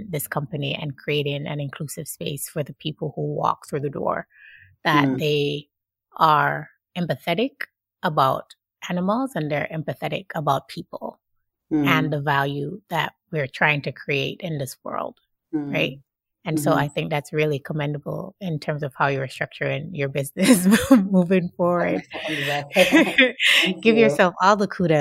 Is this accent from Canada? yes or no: no; Jamaica; I'm Jamaican